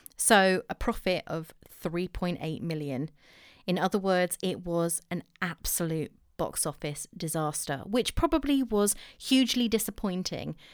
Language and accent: English; England, United Kingdom; accent: English; I'm too English.